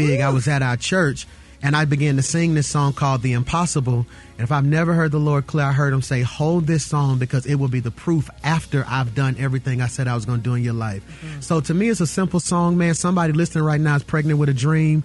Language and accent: English; Birmingham, Alabama, United States; to grow up in a city, yes, Birmingham, Alabama